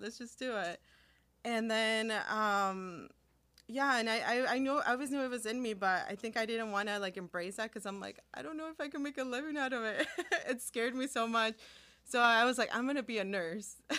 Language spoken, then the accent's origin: English; Bolingbrook, Illinois, United States; first language Spanish; English is a second language; also born or lived in California / Chicago, Illinois; growing up in bolingbrook